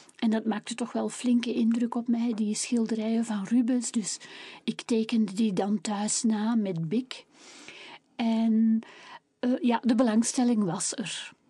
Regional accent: Kempen, Flanders, Belgium; ik ben een echte Kempense

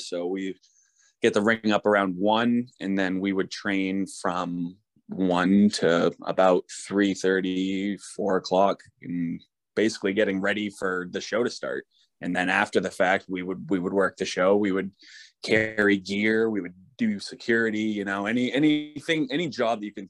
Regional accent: Maine, United States; We're from Maine

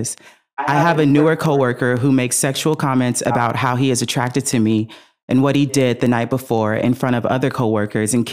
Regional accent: the Valley, California, United States; accent: Valley Girl; because we are from the Valley.

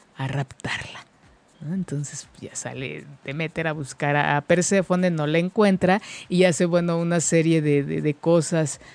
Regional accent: Mexico; nuestra cultura como, mexicanos

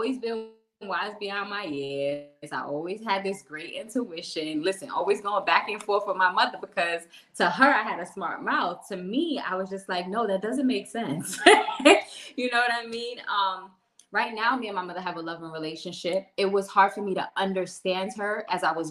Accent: New York City, New York, United States; moved away as an adult; now in Florida, United States; Born and raised in Brooklyn, New York. Did everything in New York until I was 30 years old. And then I took my journey to Florida

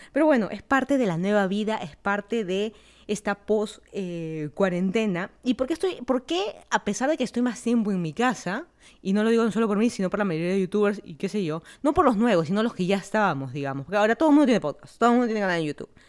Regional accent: Lima, Peru; moved away as an adult; also born or lived in Miami / Virginia; now in Fairfax County, Virginia, United States

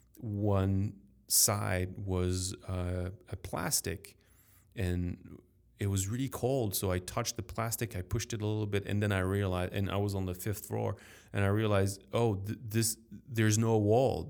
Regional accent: Paris, Île-de-France, France; accent: French; English is a second language; as a French man growing up in Paris, in France

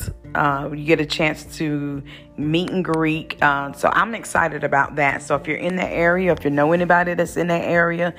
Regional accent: Wilson, North Carolina, United States; Wilson, North Carolina, that is my hometown, that is my birthing town

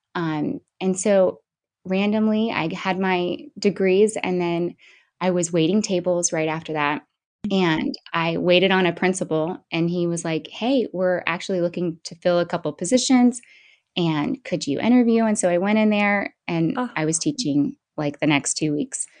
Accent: Bradenton, Florida, United States; also born or lived in Palmetto, Florida / St. Augustine, Florida / Mississippi; I am from Bradenton, Florida, and I live about 15 minutes from there in Palmetto, Florida currently

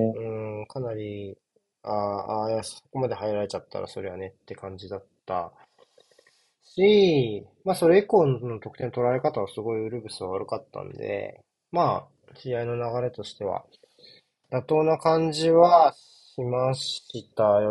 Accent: Tokyo, Japan; 僕、東京出身なんですけど

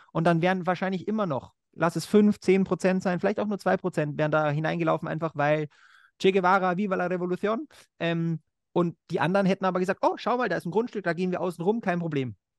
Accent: Austria; bei uns in Österreich

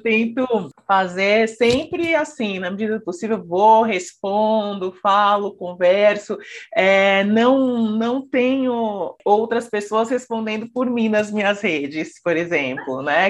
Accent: São Paulo, Brazil; nasci, né? E cresci em São Paulo, capital

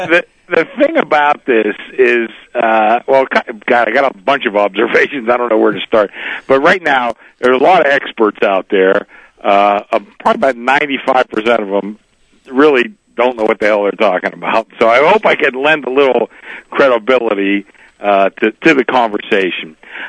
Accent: Pittsburgh, Pennsylvania, United States; now in Las Vegas, United States; you guys know that I'm from Pennsylvania.

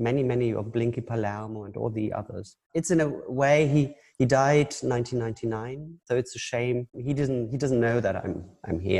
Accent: Hamburg, Germany; now in Düsseldorf, Germany; I grew up in Hamburg, in north of Germany

